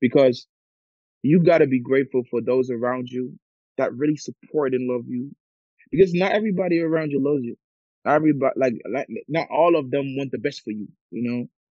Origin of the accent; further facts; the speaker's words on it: Germany; also born or lived in Ghana; I'm from Ghana, but I was born in Germany